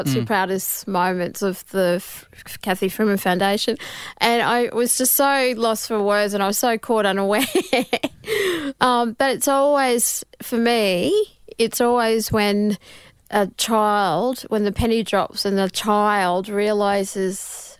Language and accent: English; Mackay, Queensland, Australia; Yes, I'm from Mackay, Central Queensland.